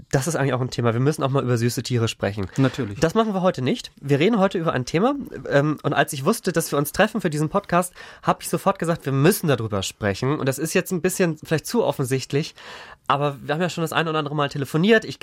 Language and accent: German; Northern Germany, Germany; ich hatte meine Probleme, wie gesagt, als Norddeutscher im, im Süden irgendwie die Leute zu verstehen